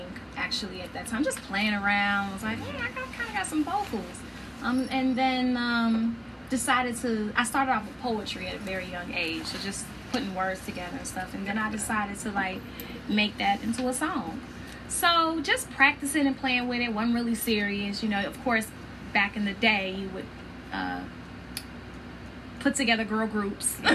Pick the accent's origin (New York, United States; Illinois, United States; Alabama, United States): Illinois, United States; Chicago; also born or lived in Arlington, Virginia; I am originally from Arlington, Virginia. I was there till I was about nine, and then I grew up, I went from there to Chicago, and I've been there ever since, you know, growing up